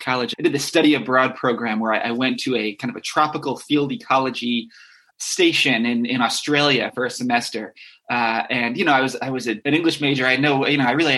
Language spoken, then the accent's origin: English; Westchester County, New York, United States; I grew up in New York State in Westchester County